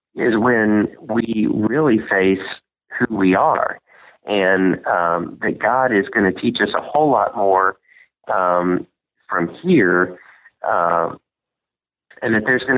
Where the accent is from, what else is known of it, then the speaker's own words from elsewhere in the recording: Southern Indiana, United States; I grew up in Southern Indiana